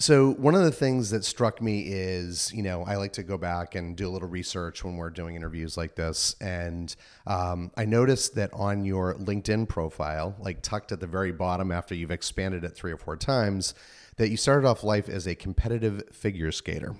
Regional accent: Northeast, United States; now in East Bay, United States; I'm from the Northeast

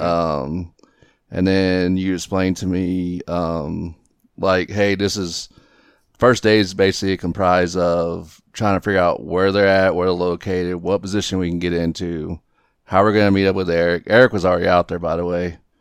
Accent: southeast Texas, United States; moved away as an adult; now in Aurora, United States; grew up in the southeast part of Texas

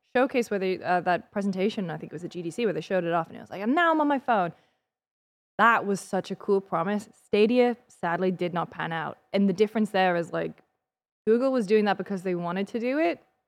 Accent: United Kingdom; now in United States; as a British person

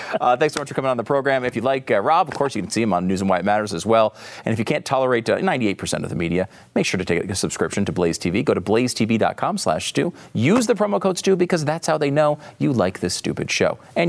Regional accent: Northeast, United States; we're both from the Northeast, so maybe this doesn't apply.

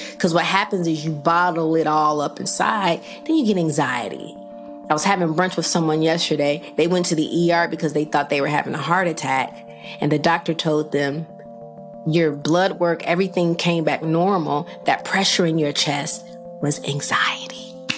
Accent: Rockford, Illinois, United States; my hometown of Rockford, Illinois

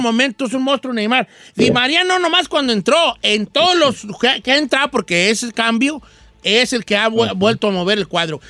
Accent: Mexico; Nosotros como mexicanos

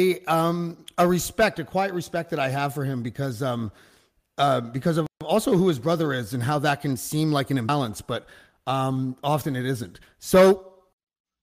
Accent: Canada; I'm from Canada. I'm obviously a white dude, and like the suburbs

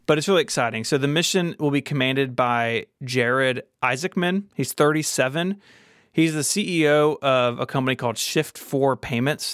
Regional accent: Memphis, Tennessee, United States; here in my hometown of Memphis, Tennessee

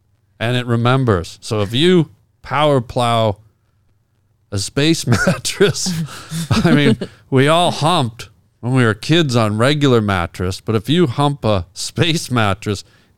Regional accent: Toronto, Ontario, Canada; now in Los Angeles, United States; I'm from Toronto.

